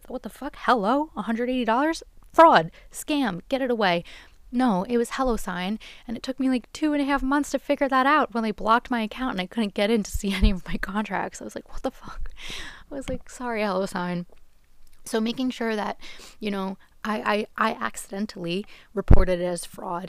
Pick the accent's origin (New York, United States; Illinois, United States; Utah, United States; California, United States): New York, United States; I'm from New York. My address is here.